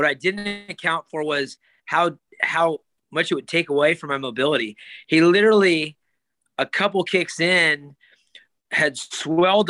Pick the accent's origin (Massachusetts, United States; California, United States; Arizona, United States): California, United States; a sold out arena in my hometown